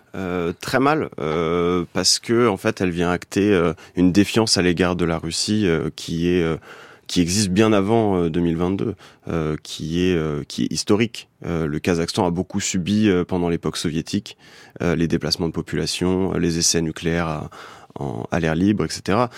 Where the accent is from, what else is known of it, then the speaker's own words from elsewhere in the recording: France; je suis français